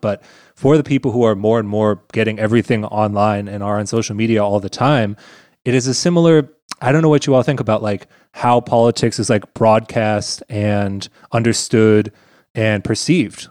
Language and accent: English; United States; now in Germany; as an American in Germany